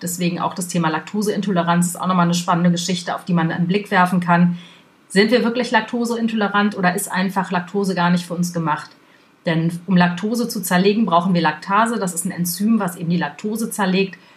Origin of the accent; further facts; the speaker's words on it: Germany; bei uns in Deutschland